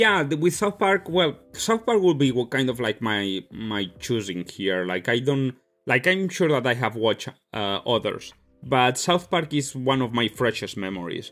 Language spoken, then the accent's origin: English; Spain; moved away; I come from Spain